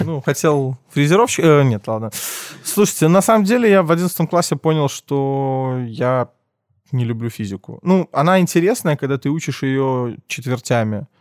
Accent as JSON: {"language": "Russian", "region": "Minsk", "country": "Belarus", "tie": "born or raised there", "said": "Я родился в Минске, учился в школе сначала в 22-й, первый класс"}